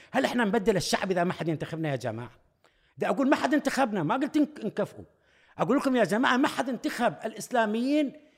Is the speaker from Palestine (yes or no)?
no; Iraq; كعراقيين وكعرب سنة